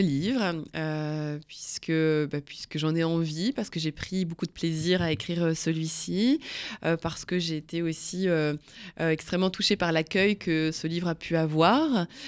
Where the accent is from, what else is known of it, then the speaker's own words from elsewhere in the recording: the North, Hauts-de-France, France; je viens d'une famille picarde, hein, je viens du Nord